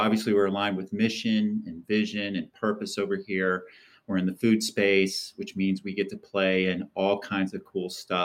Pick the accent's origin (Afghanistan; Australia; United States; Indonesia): United States; Columbus, Ohio; I'm from Columbus, Ohio, and I grew up in a family business of pizza shops